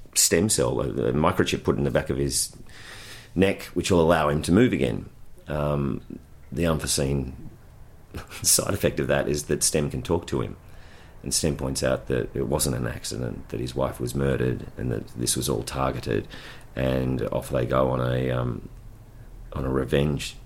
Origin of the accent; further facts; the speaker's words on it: Ballarat, Victoria, Australia; born and raised in Ballarat